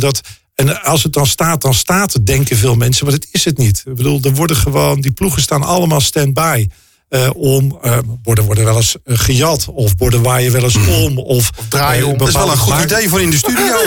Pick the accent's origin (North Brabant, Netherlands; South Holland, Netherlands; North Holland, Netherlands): North Brabant, Netherlands; Weet je, ik kom uit Brabant. en ehm, daar vieren wij carnaval.